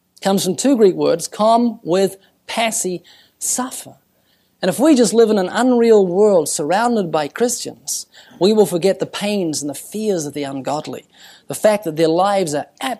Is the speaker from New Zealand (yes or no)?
yes; New Zealand; I'm from New Zealand